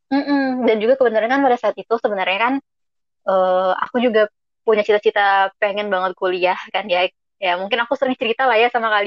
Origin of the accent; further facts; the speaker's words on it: Bengkulu, Indonesia; jadi uh, aku itu aslinya dari Bengkulu.